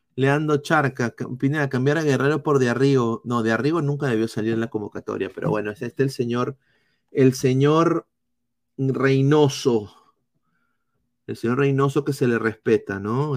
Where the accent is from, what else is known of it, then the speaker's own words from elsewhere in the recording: Peru; Yo como peruano